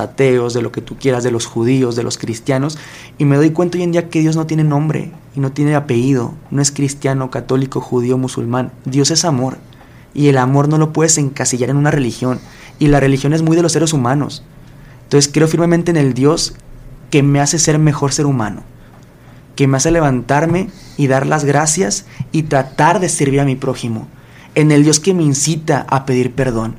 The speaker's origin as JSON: {"language": "Spanish", "town": "Guadalajara", "region": "Jalisco", "country": "Mexico", "said": "soy de Guadalajara"}